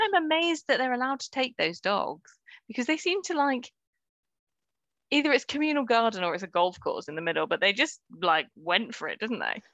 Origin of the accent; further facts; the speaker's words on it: United Kingdom; as British people